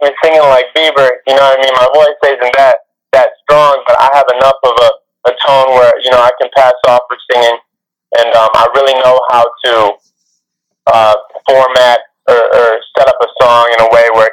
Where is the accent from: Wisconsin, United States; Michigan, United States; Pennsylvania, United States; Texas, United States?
Michigan, United States; Detroit; I'm from Detroit, Michigan.